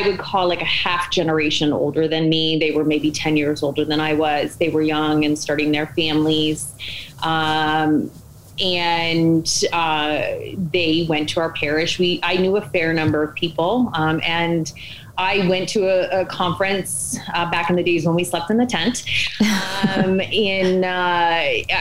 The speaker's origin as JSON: {"language": "English", "region": "New Hampshire", "country": "United States", "tie": "born or raised there", "also_born_or_lived": "Maine", "said": "So I'm a New England girl. I was born in Maine, and we moved a couple times as a kid. But by the time I was seven, we had landed in New Hampshire"}